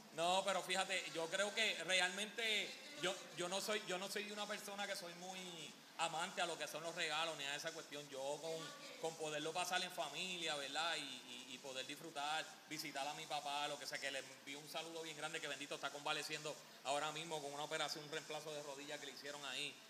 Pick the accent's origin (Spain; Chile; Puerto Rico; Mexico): Puerto Rico; aquí en Puerto Rico somos territorio americano